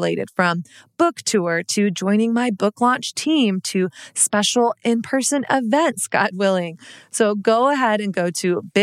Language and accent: English; Texas, United States; also born or lived in Dallas / Brooklyn; now in New York, United States; I grew up in Texas, which was like very much so Christian culture